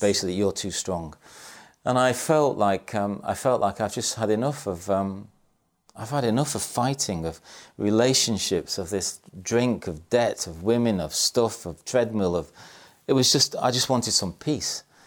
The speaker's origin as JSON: {"language": "English", "town": "Salford", "region": "North West England", "country": "United Kingdom", "tie": "born or raised there", "said": "I was born in Salford in Manchester."}